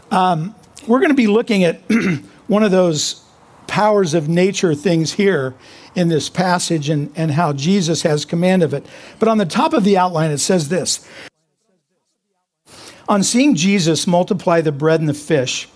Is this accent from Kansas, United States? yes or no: yes; Kansas, United States; now in California, United States; I'm being from Kansas